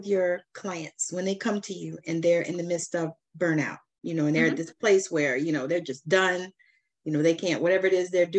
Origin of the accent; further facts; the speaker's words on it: Georgia, United States; I'm from Georgia